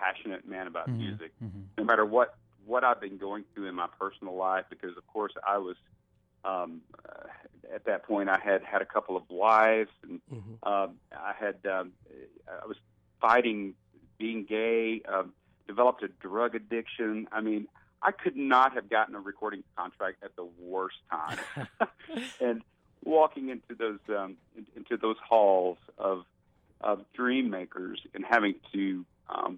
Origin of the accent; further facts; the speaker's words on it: Alabama, United States; I'm from Alabama